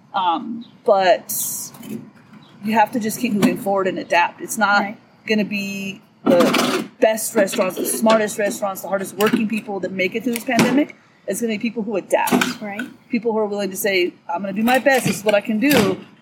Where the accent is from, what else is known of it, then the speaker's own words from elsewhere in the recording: Southern California, United States; now in Lee Vining, United States; I grew up in Southern California